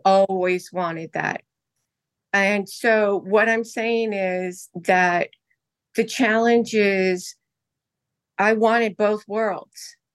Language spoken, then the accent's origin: English; Hawaii, United States; moved away; also born or lived in Indonesia; I was born in Hawaii